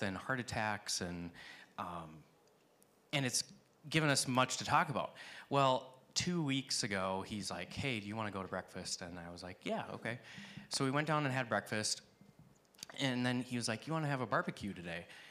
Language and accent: English; Watertown, United States; moved away; I moved to Watertown. This is why I live in this house in my hometown